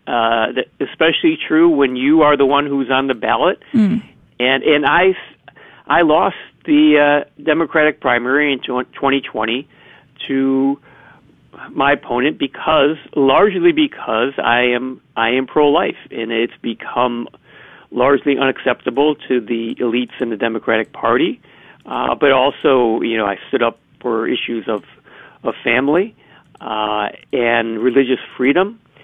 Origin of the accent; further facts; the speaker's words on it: Chicago, Illinois, United States; I'm from the Southwest side of Chicago